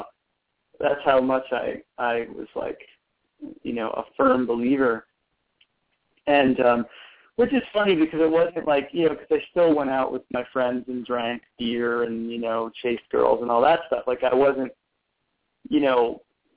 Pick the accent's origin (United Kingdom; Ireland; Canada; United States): United States; Connecticut; moved away as an adult; I grew up in Connecticut. I spent the first almost 18 years of my life there